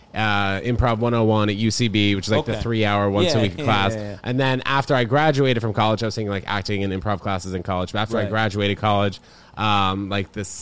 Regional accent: New York City, New York, United States; also born or lived in New Brunswick, New Jersey; grew up in Manhattan

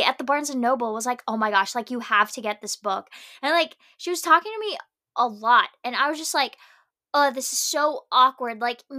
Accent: Philippines; moved away; Like, I grew up in the Philippines, was raised in the Philippines, don't know a lot of Filipino.

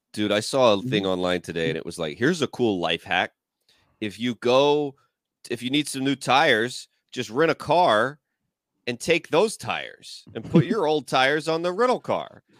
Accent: Georgia, United States; moved away; we were in Georgia and like my at my hometown

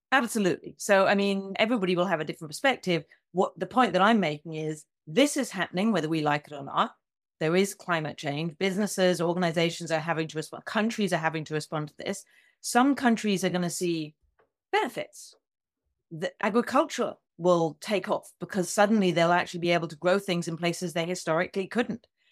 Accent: United Kingdom; also born or lived in United States; I'm both a Brit and an American

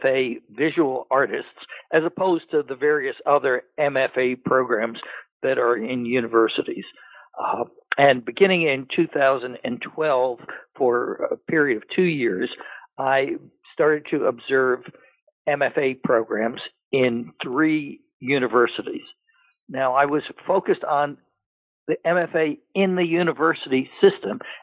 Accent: New York City, New York, United States; moved away; also born or lived in Pennsylvania / Massachusetts / Minnesota / Georgia; I was born in New York City and in Manhattan

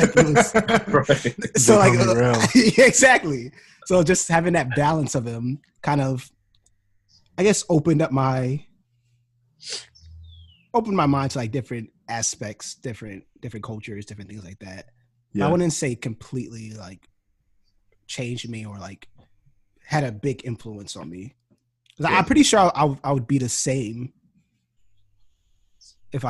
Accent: Maryland, United States; where I grew up in Maryland, it was like predominantly where I grew up was predominantly Black, African American, and a Salvadorian

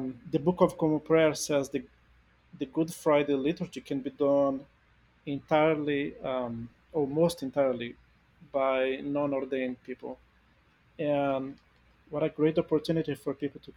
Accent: Brazil; moved away; I come from a Latin American country, I'm from Brazil

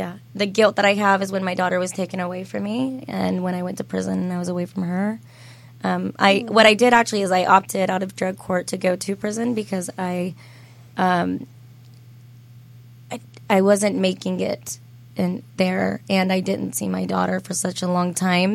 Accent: United States; I was born, I grew up in Madison County also

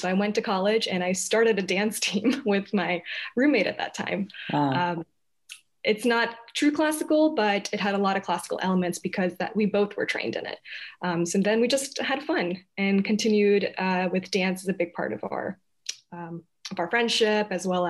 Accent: Hyderabad, Telangana, India; born there; first language Telugu; Yeah, so I was actually born in India. I was born in Hyderabad, which was formerly in Andhra Pradesh, but now they're two states.

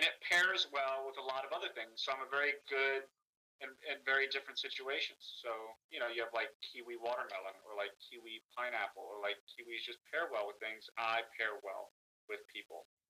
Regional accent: the South, United States; I'm from the South

